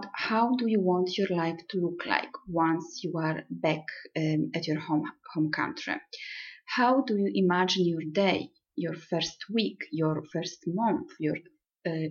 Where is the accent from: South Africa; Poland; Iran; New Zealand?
Poland; also born or lived in Milan, Italy / Manchester, United Kingdom; now in Rome, Italy; I am from Poland, but I lived and studied in Italy and Milan for many years, so I consider Italy my second home.